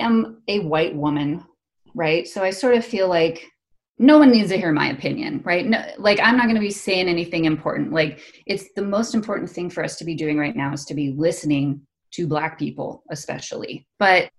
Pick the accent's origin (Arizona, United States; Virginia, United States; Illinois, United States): Arizona, United States; moved away as an adult; It's like Arizona